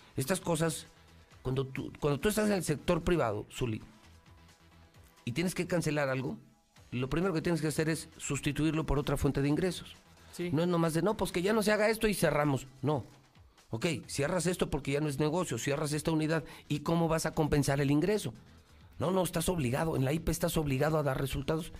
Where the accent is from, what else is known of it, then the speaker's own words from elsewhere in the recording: Teocaltiche, Jalisco, Mexico; Soy, soy alteño, colorado, boca seca pero soy mexicano